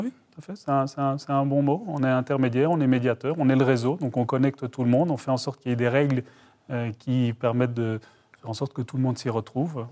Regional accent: Brussels, Brussels-Capital Region, Belgium; moved away; je suis originaire de Bruxelles

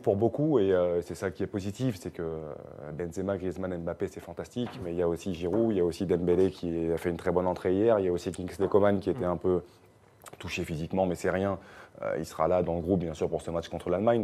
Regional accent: France; chez nous en France

